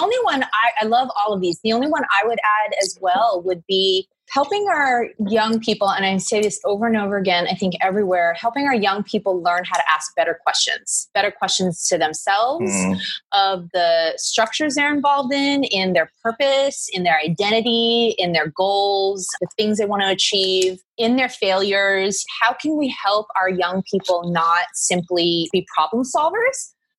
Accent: New York, United States; also born or lived in Philadelphia; now in Southern California, United States; I've grown up back east as well. I'm from New York and Philly, so East Coast represent.

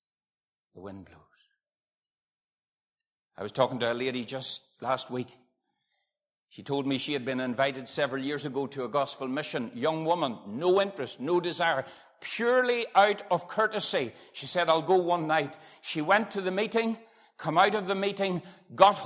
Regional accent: Dungannon, Northern Ireland, United Kingdom; I was born in Dungannon, I believe, in the hospital

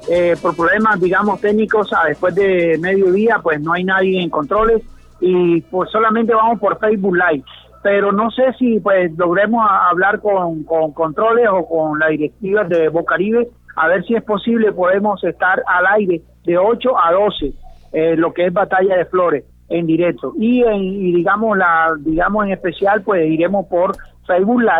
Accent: Barranquilla, Atlántico, Colombia; nos lleva como el folclore, nos lleva las ganas, siempre como barranquillero, ….

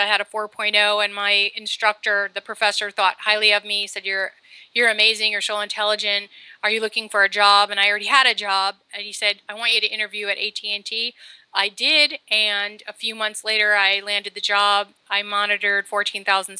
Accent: New Jersey, United States; moved away as an adult; now in Southern California, United States; I'm originally from New Jersey

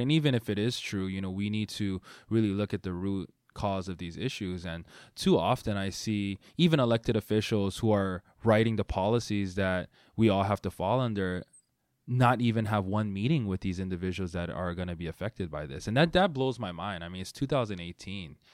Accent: Honolulu, Hawaii, United States; moved away as an adult; now in Seattle, United States; I grew up in Hawaii

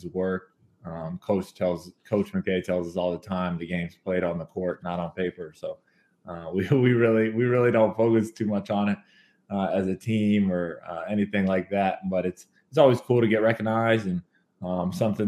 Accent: Kentucky, United States; I'm from Kentucky

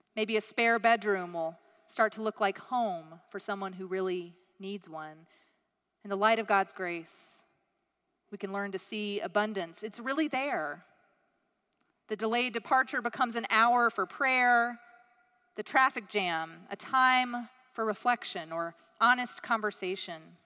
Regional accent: United States

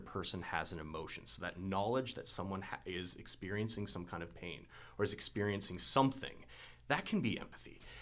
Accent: Marquette, Michigan, United States; moved away; I'm originally from the Upper Peninsula, Michigan, about 3 hours northeast of here in Marquette, Michigan

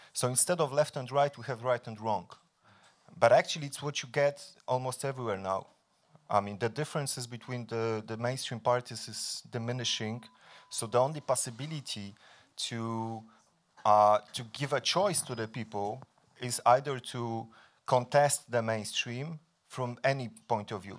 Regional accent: Poland; I'm coming from Poland

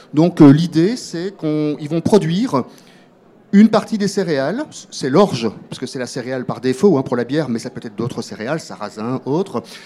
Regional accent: Belgium; moi je suis belge

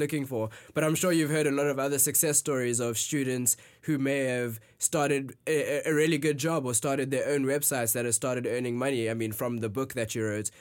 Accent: South Africa; moved away as an adult; now in San Francisco, United States; I am from South Africa. I arrived in the States about two months ago just to attend make school.

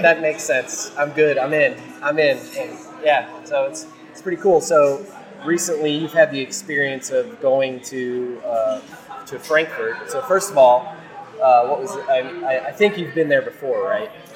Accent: O'Fallon, Missouri, United States; I'm from O'Fallon

